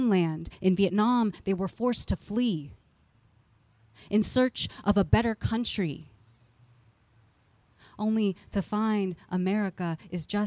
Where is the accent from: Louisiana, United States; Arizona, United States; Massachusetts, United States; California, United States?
California, United States; San Jose; the neighborhood that I grew up in San Jose, California